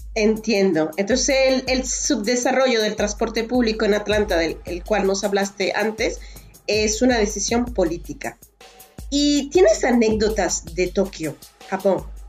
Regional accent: Valencia, Carabobo, Venezuela; Valencia, mi ciudad natal.

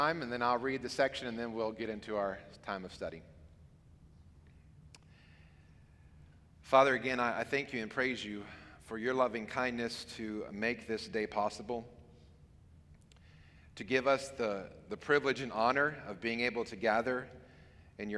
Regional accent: Hampton, Virginia, United States; I grew up here in Hampton.

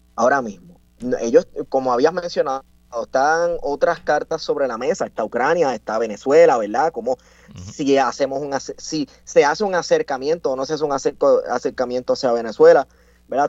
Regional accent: Puerto Rico; nosotros los puertorriqueños que vivimos acá en la isla

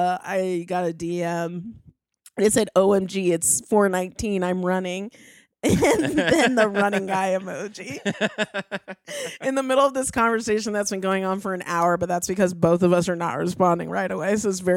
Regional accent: California, United States; I'm from California. I was born

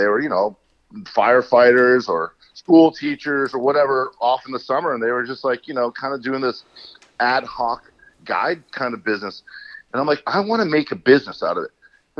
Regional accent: Connecticut, United States; moved away as an adult; also born or lived in Gaspé Peninsula, Quebec, Canada / New Hampshire; now in Quebec, Canada; I was born in Connecticut, and every single summer of my life since I was born, I'd be coming back up to the Gaspé for 2 or 3 months.

